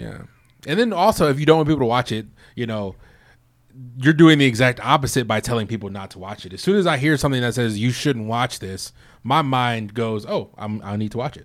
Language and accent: English; United States; this place is home for me. This is where I grew up